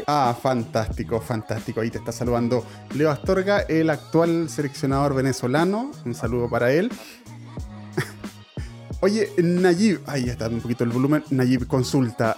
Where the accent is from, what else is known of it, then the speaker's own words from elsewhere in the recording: Chile; yo soy chileno